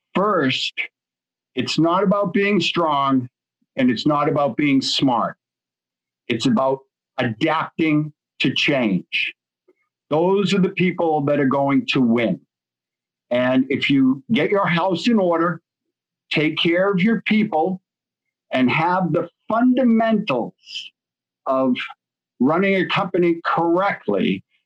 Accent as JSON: {"language": "English", "town": "Boston", "region": "Massachusetts", "country": "United States", "said": "I'm from Boston"}